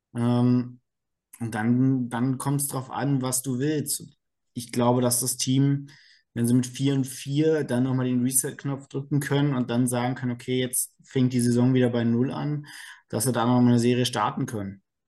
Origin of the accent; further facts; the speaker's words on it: Berlin, Germany; moved away as an adult; now in Karlsruhe, Germany; komme gebürtig aus Berlin, äh, wohne jetzt in Karlsruhe